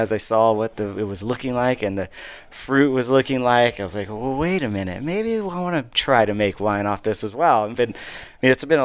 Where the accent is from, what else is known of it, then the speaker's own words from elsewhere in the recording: Paso Robles, California, United States; I grew up here in Paso.